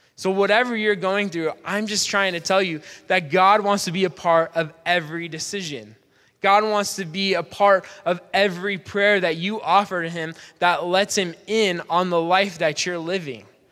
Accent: Spokane, Washington, United States; I grew up in Spokane

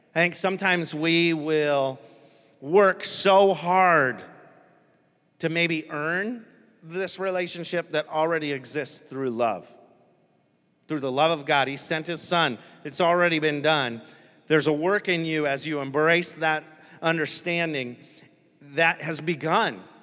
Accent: United States; I'm American.

